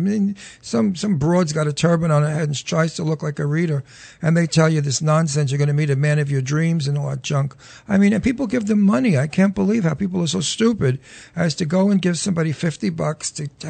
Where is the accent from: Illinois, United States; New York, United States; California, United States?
New York, United States; also born or lived in Long Island / Florida; now in New Hope, United States; No, I'm a New Yorker.